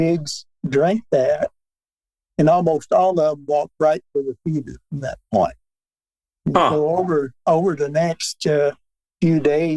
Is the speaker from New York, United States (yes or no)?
no; Newbern, Tennessee, United States; A town called Mewburn, Tennessee, 100 miles north of Memphis.